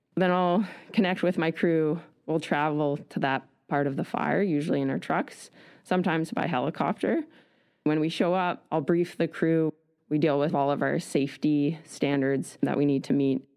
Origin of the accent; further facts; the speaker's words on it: Nelson, British Columbia, Canada; moved away as an adult; also born or lived in Vancouver Island; I grew up in Nelson, B C